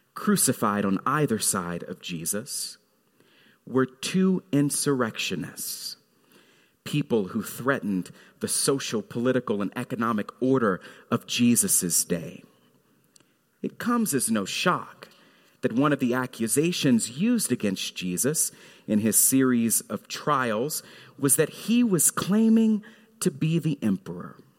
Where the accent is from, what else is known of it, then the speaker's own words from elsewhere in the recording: Fort Worth, Texas, United States; Mount Carmel Missionary Baptist Church in Fort Worth, Texas, where I grew up.